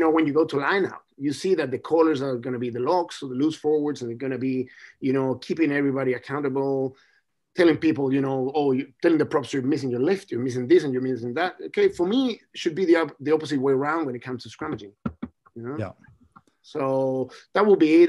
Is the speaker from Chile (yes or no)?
yes; Chile; now in Hawke's Bay, New Zealand; I'm from Chile